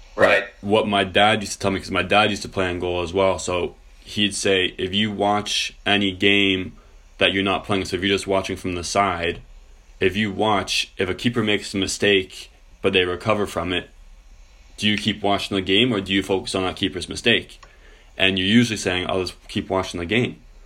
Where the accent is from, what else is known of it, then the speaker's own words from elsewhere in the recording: Canada; as a Canadian